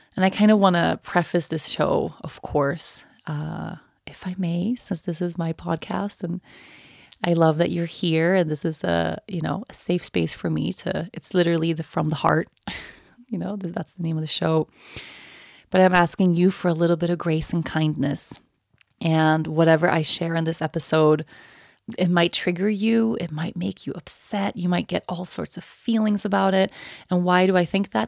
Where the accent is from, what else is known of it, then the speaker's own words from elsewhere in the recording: Sweden; moved away as an adult; I turned eighteen and I moved away from Sweden